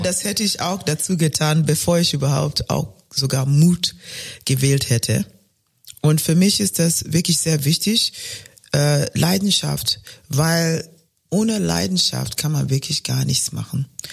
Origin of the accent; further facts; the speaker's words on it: Kenya; German is a second language; moved away as an adult; also born or lived in Germany; ich komme aus Kenia